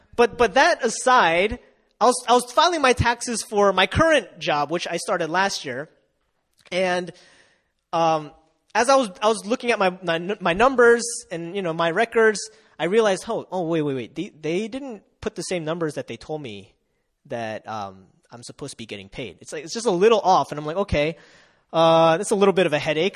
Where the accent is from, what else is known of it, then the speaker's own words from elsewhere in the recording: Delaware, United States; moved away as an adult; now in South Korea; Uh, I come from Delaware. It's very close to Philly